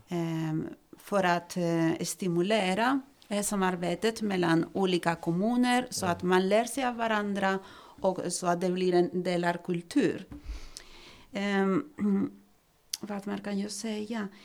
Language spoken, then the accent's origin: Swedish; Spain; Swedish is a second language; now in Sweden; kommer från Spanien och har bott här i Sverige i 21 år